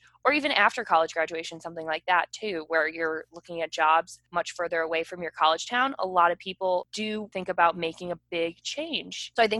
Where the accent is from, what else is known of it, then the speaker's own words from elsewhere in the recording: Chicago, Illinois, United States; moved away as an adult; I grew up in the Chicagoland area. I grew up in the North Suburbs. I went to University of Illinois, then moved to Chicago.